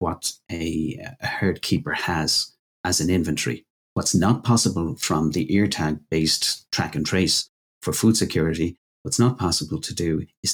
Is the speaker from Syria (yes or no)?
no; Ireland; my home country, Ireland